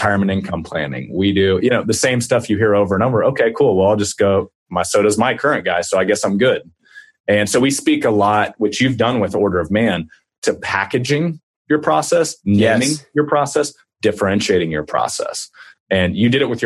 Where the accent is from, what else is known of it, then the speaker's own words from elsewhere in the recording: Minneapolis, Kansas, United States; I'm from Minneapolis, Kansas, which nobody even knows exists on this planet, unless you're from Minneapolis, Kansas, a town of 2,000 people